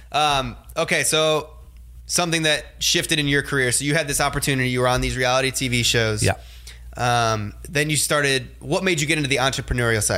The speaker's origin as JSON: {"language": "English", "town": "Hudson", "region": "Ohio", "country": "United States", "tie": "born or raised there", "moved": "yes", "lives_now": "Los Angeles, United States", "said": "me growing up in Ohio"}